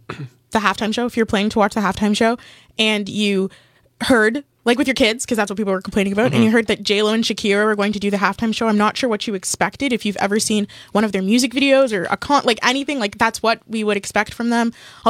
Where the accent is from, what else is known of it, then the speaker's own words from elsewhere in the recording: Canada; Like, we're also Canadian, so even more so.